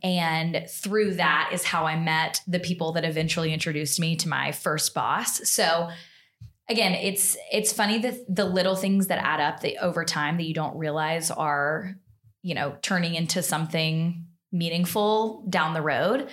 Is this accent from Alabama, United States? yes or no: yes; Montgomery, Alabama, United States; moved away; I'm from Alabama originally. I'm from Montgomery